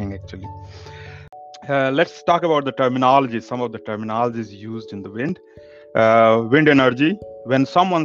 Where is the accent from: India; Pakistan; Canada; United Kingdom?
India; now in Denmark; I come from India and living in Denmark